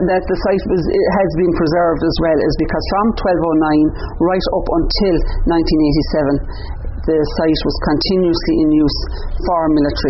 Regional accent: Ardmore, Munster, Ireland; I'm from Ardmore myself originally

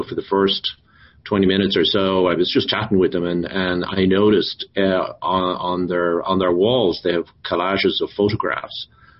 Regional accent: Ireland; moved away as an adult; Jim and myself, we come from Ireland.

